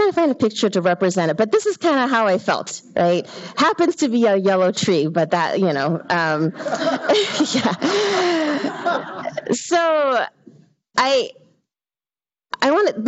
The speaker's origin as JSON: {"language": "English", "town": "Hacienda Heights", "region": "California", "country": "United States", "tie": "born or raised there", "said": "I was born and raised in the Hacienda Heights area"}